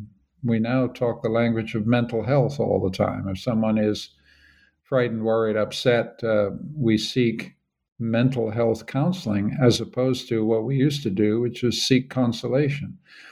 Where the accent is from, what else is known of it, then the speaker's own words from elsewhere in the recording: Canada; Well, Caleb, I'm a Canadian.